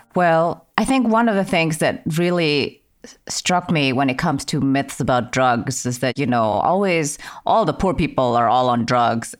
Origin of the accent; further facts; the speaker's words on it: Germany; moved away; I grew up in Germany